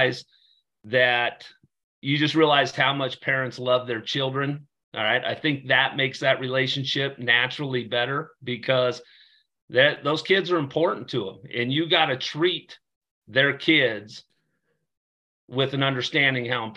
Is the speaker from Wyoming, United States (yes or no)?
yes; Torrington, Wyoming, United States; I grew up in Torrington, Wyoming, small town Wyoming